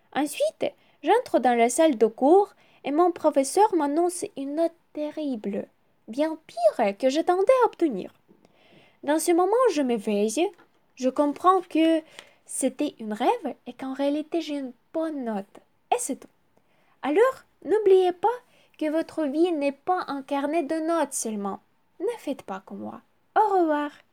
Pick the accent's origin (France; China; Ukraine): Ukraine; French is a second language; also born or lived in Kyiv; je suis ukrainienne, j'habite à Kiev